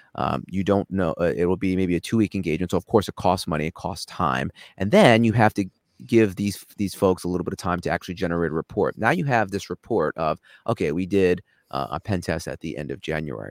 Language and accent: English; New York, United States; accent: New York; moved away as an adult; now in Los Angeles, United States; I grew up in New York